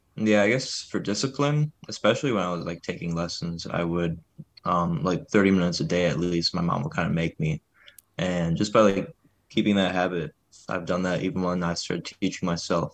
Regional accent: Detroit, Michigan, United States; moved away as an adult; now in Ann Arbor, United States; my hometown, like, around Detroit

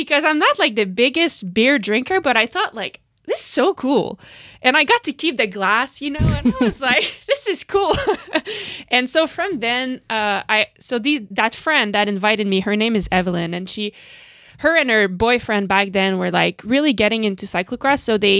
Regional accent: Canada; But, you know, you asked about like being Canadian.

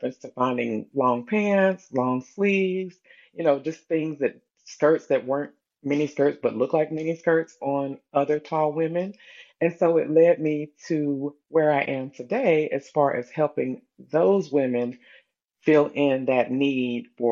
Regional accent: Bluefield, West Virginia, United States; now in North Carolina, United States; I am originally from Bluefield, West Virginia, but I currently reside in North Carolina

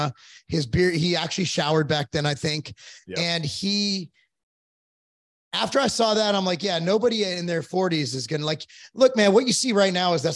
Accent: Culver City, California, United States; I grew up in Culver City

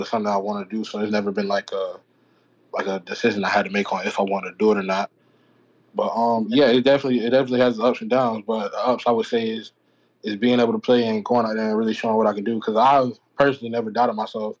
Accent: Florida, United States; growing up in Florida

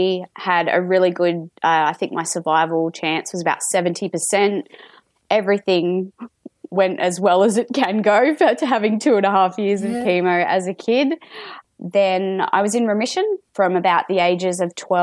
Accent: Sydney, New South Wales, Australia; I'm in Sydney, and more specifically, I am from the Sutherland Shire, born and bred.

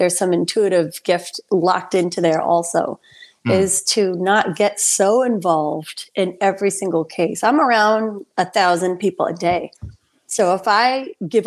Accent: Saugerties, New York, United States; I am from Saugerties, New York

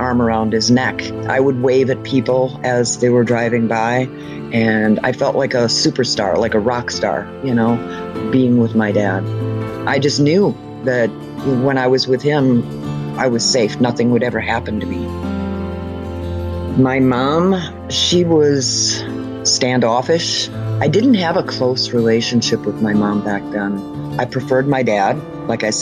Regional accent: Milwaukee, Wisconsin, United States; I was born in Milwaukee, Wisconsin

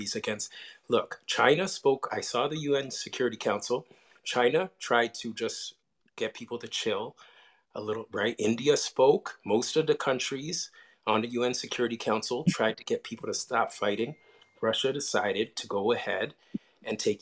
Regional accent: Toronto, Ontario, Canada; I'm from Toronto

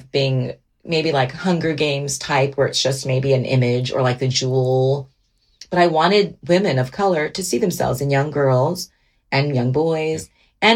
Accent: Miami, Florida, United States; moved away; also born or lived in Georgia / Washington; growing up in Miami, I remember I cherish the memories of being with my mom and my sisters

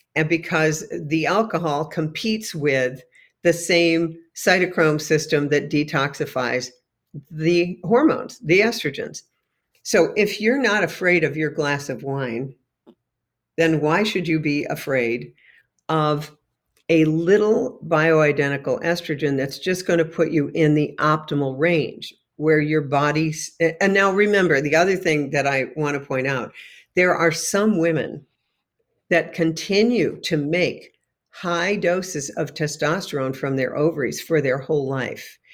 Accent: New York, United States; moved away; home to my hometown in New York State

